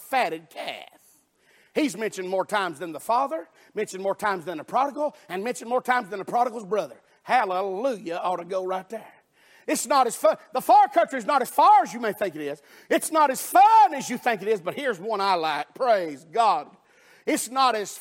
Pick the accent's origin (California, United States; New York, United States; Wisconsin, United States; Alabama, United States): Alabama, United States; I'm from Alabama